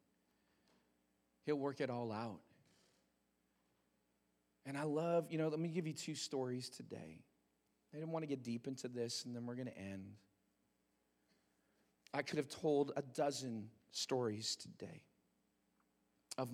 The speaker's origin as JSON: {"language": "English", "country": "Canada"}